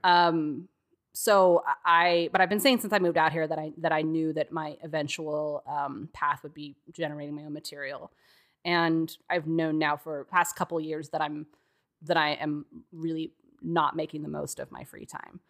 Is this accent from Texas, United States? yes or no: yes; Texas, United States; moved away; as a Texan, too, who didn't grow up in the snow